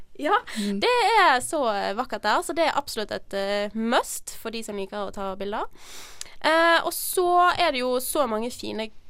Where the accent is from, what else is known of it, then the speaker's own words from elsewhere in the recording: Bergen, Vestland, Norway; jeg er fra Bergen